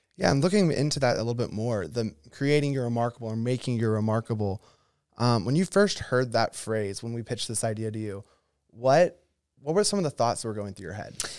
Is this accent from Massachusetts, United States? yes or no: no; Oconee County, Georgia, United States; I was raised in Oconee County